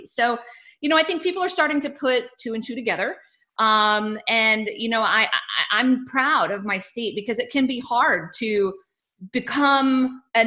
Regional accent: Texas, United States; I am a Texan

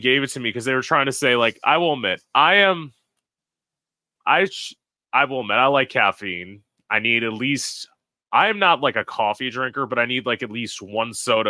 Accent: United States; I'm American.

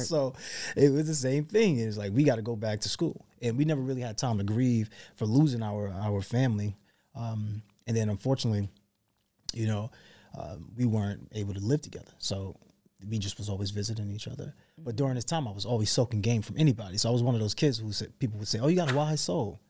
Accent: New York City, New York, United States; also born or lived in North Carolina; I grew up in New York City

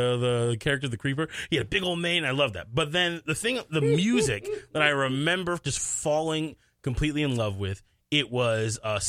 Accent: Rosemount, Minnesota, United States; also born or lived in Bronx, New York; I was born in Bronx, New York, but what I tell people where I'm from is from Rosemont, Minnesota.

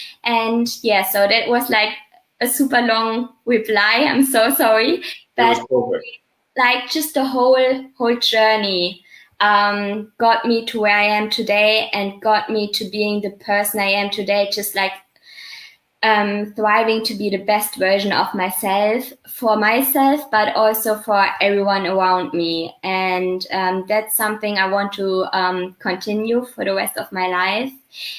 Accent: Germany; English is a second language; So I grew up in like a small city.

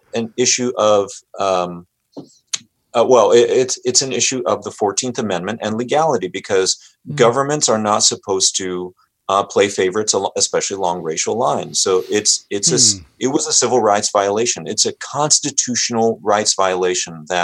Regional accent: United States; I'm Japanese American. My dad and his family were interned during World War II

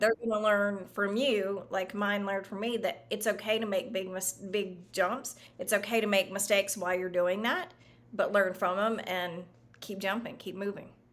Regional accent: the South, United States; also born or lived in Florida; now in Austin, United States; I grew up in the South

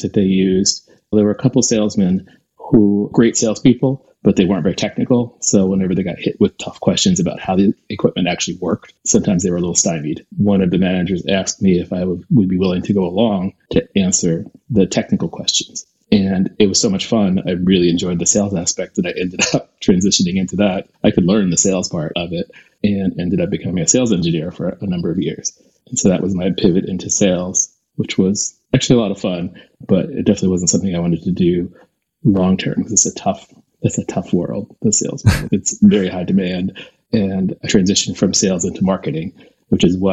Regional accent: Reading, Pennsylvania, United States; I grew up in Pennsylvania, a small town called Reading, Pennsylvania.

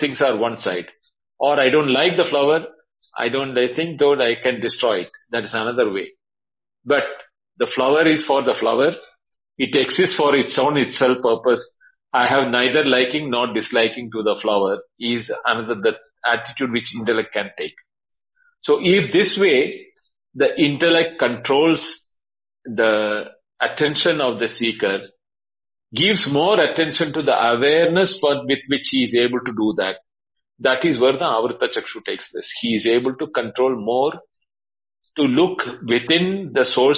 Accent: Kerala, India; I'm from Kerala

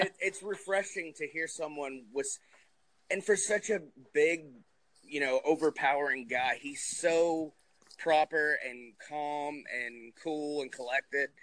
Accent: New Jersey, United States; I grew up in New Jersey

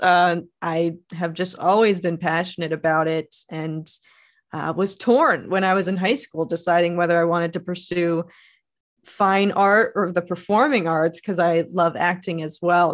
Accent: Philadelphia area, Pennsylvania, United States; I grew up in the Philadelphia area and went to Temple

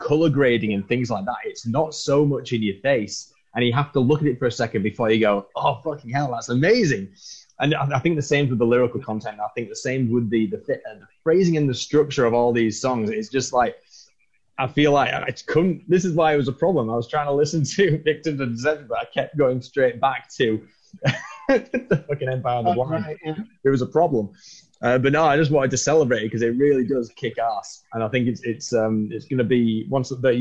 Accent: Halifax, Yorkshire and the Humber, United Kingdom; my hometown of Halifax in the UK

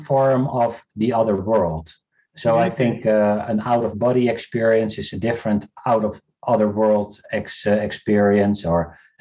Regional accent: South Africa; I was born in South Africa.

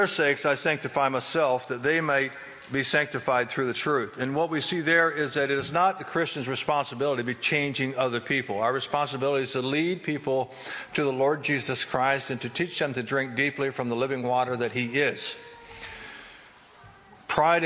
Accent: Chambersburg, Pennsylvania, United States; I'm from Chambersburg area

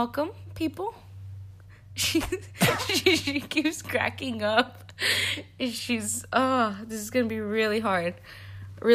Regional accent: El Paso, Texas, United States; moved away as an adult; now in Austin, United States; we live in Austin, Texas. We're originally from El Paso, Texas. I moved out here 4 years ago to go to culinary school

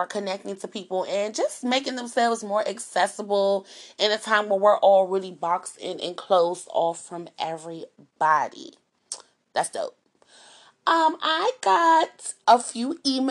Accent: Montgomery County, Maryland, United States; moved away as an adult; now in Washington, D.C., United States; I grew up in Montgomery County, I went to school out there, and then I went to college, and then I came back to the city

